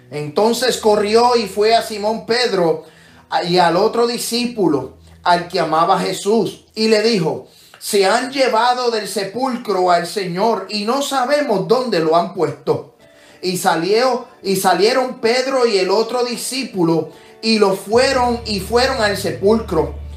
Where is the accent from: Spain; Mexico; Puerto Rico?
Puerto Rico; mi país, Puerto Rico